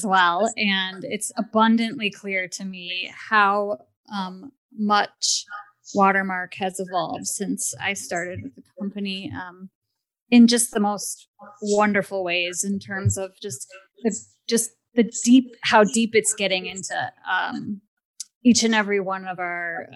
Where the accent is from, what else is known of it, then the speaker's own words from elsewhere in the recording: Midwest, United States; I'm from the Midwest too